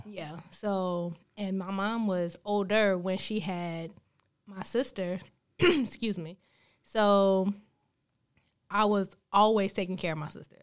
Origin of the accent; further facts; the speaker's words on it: Greensboro, North Carolina, United States; moved away as an adult; now in Charlotte, United States; born and raised in Greensboro